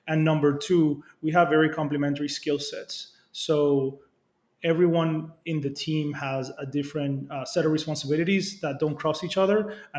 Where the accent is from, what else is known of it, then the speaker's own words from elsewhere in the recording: Dominican Republic; Republic, which is where our main operation is based and which is where I grew up.